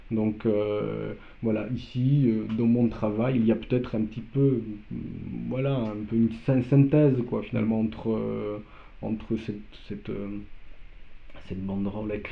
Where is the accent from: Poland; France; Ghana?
Poland; first language Polish; French is a second language; moved away; moi je me suis euh, spontanément exprimé dans, ma langue maternelle. Quoi, donc, euh, donc voilà, le polonais